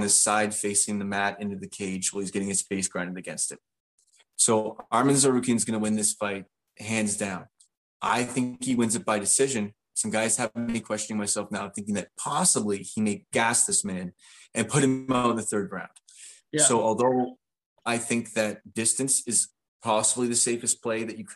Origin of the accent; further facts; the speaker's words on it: Canada; being Canadian, both of us